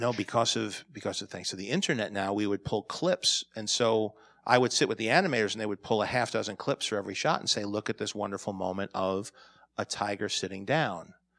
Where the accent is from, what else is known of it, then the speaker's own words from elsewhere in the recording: New York, United States; I'm a New Yorker